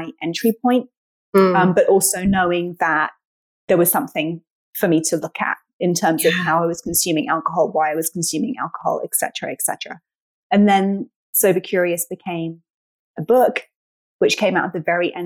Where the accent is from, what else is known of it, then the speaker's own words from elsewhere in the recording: United Kingdom; moved away as an adult; now in United States; I'm British. I've been based in the US for 10 years now.